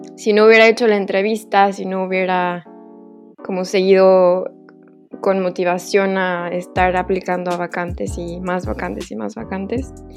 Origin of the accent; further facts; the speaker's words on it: Veracruz, Mexico; moved away as an adult; also born or lived in Mexico City, Mexico; yo ya me había regresado a, a Veracruz, que soy de Veracruz.